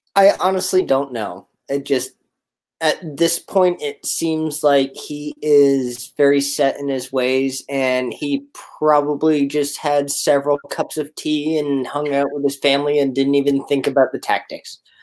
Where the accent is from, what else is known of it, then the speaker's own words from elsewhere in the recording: Canada; now in Richmond, Virginia, United States; I'm originally Canadian